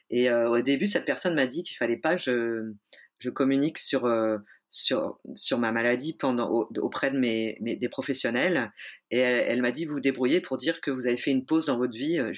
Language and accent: French; Auvergne-Rhône-Alpes, France; now in Nantes, France; Et puis en plus je venais de Savoie et, euh, et le monde culturel nantais est assez entre soi et c'était assez difficile d'ouvrir les portes quoi.